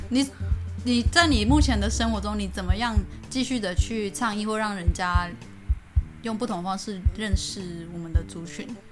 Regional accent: Nantou County, Taiwan; 我是南投嘛

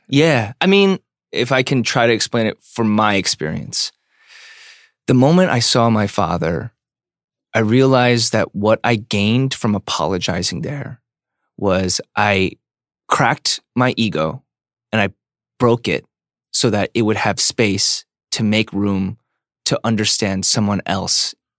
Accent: United States; I'm an American

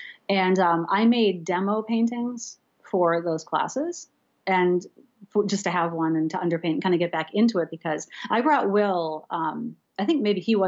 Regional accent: Seacoast area, New Hampshire, United States; I grew up in the Seacoast area too

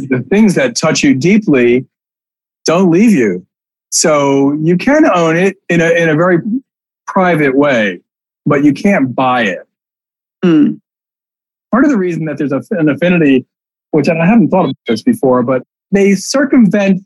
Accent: New York City, New York, United States; I grew up in the East Village.

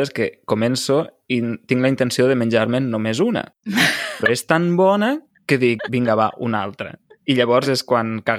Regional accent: Lleida, Catalonia, Spain; jo sóc de Lleida, allà sobretot el que es cultiva són arbres fruiters, per exemple, presseguers, pomers, mm -hmm. perers, no? Es fa mm. molta nectarina, també

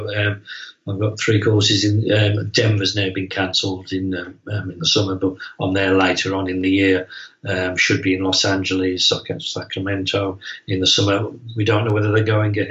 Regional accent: England, United Kingdom; my hometown in England

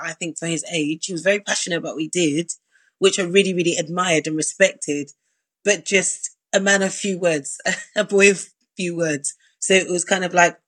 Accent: London, United Kingdom; I was from South London.

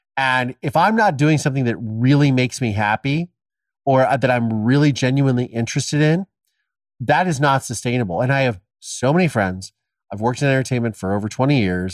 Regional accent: Ohio, United States; my dad killed my mom, I was adopted, and I'm from Ohio

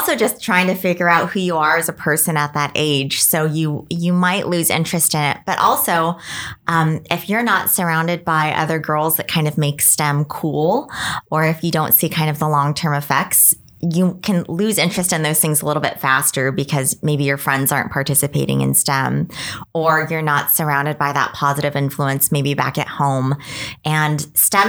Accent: El Paso, Texas, United States; now in Washington, United States; I grew up in Texas, so we were not exposed to snow sports at all

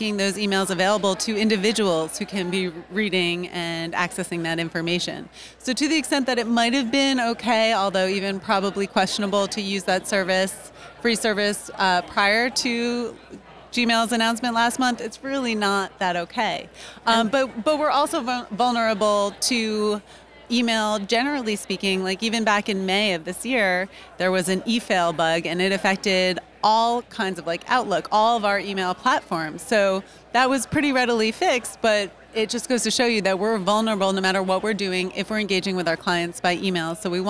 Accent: Atlanta, Georgia, United States; I'm actually from Atlanta, Georgia, and I practice criminal defense.

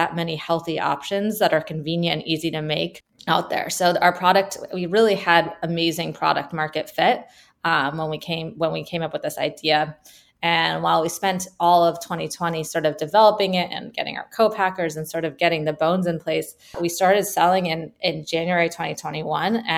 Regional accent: California, United States; also born or lived in Michigan; I'm from California

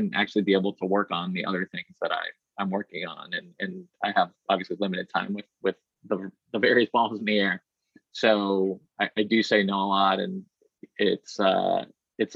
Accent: Burlington, Massachusetts, United States; also born or lived in Boston / Woburn; I was born in Boston and grew up in first Woburn and then Burlington

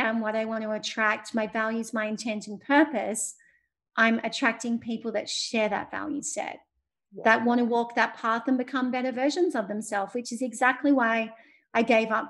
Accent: Sydney, New South Wales, Australia; my hometown, Sydney

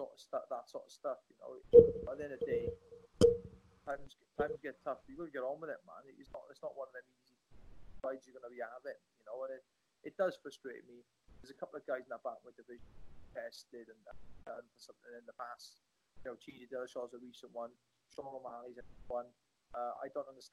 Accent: Welsh, Wales, United Kingdom; I'm a Welsh boy. We don't have science labs here

